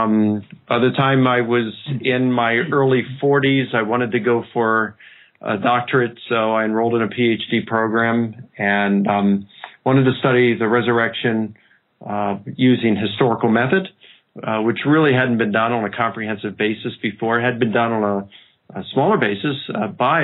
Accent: Baltimore, Maryland, United States; I grew up in Baltimore

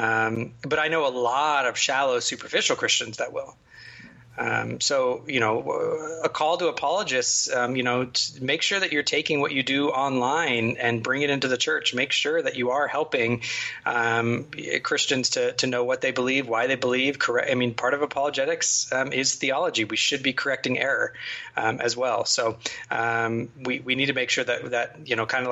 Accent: United States; I am in many ways far too American

